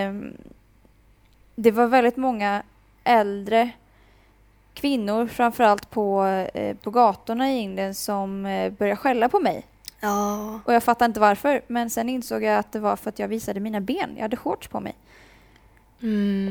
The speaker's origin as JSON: {"language": "Swedish", "country": "Sweden", "moved": "yes", "said": "kommer jag vara hemma i Sverige"}